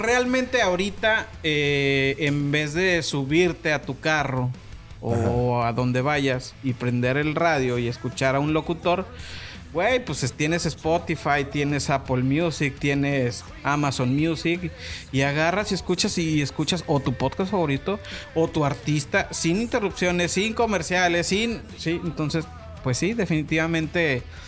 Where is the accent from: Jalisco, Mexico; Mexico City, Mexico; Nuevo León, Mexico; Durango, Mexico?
Jalisco, Mexico; Guadalajara; nos encabrona más que nos digan jalisquillo